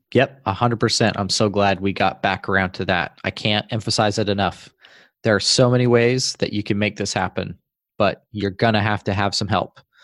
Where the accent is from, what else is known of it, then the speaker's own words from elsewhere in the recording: Utah, United States; moved away as an adult; In the state I grew up in Utah